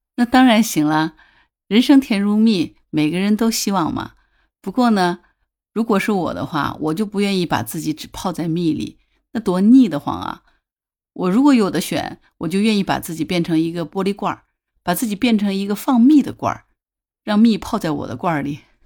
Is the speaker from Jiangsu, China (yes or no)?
no; Hangzhou, Zhejiang, China; 我是土生土长的杭州人